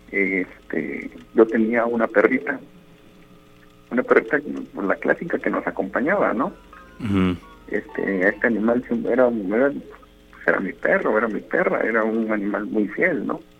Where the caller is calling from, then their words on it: Boca del Río, Veracruz, Mexico; Ahorita estoy aquí en la ciudad